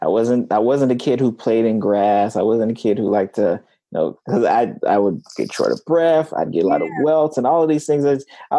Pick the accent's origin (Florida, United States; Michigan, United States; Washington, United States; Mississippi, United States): Florida, United States; South; also born or lived in Tallahassee, Florida; I'm from South Florida.